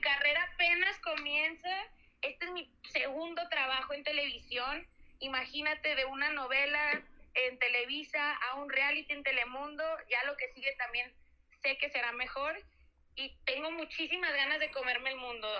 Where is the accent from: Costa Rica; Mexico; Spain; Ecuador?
Mexico; somos nosotros los mexicanos